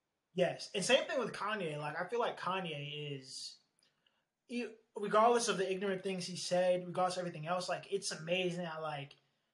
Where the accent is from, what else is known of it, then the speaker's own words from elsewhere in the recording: Eatontown, New Jersey, United States; moved away as an adult; now in Midwest, United States; I'm originally from a place called Eatontown, New Jersey.